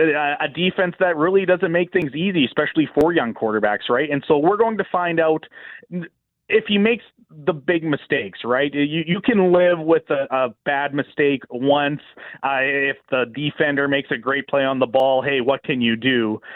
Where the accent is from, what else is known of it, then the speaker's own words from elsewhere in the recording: Regina, Saskatchewan, Canada; growing up in Regina, it is one of those special days in the province where it just, everyone comes together.